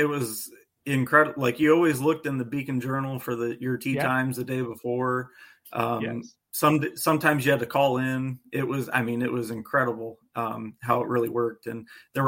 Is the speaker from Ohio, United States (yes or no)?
yes; Northeast Ohio, United States; I grew up playing Lions Den Golf Course in Canal Fulton, Ohio